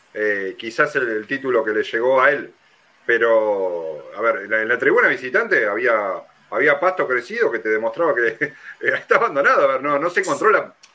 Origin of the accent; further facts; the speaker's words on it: Ramos Mejía, Buenos Aires Province, Argentina; yo voy de zona oeste, soy de Ramos Mejía